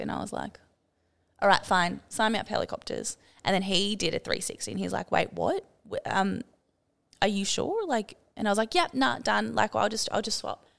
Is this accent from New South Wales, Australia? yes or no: yes; Sydney, New South Wales, Australia; moved away as an adult; also born or lived in Byron Bay / Lennox Head / Townsville; I grew up in Sydney